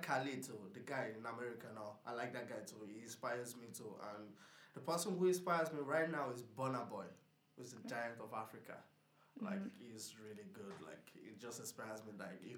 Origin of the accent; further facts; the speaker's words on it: Portarlington, Laois, Ireland; I'm from Portallington.